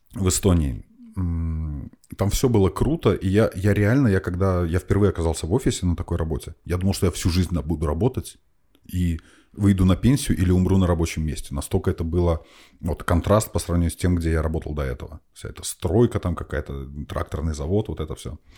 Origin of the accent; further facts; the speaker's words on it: Minsk, Belarus; moved away as an adult; now in Estonia; я, я из Беларуси, угу. из Минска, там это тракторозаводской район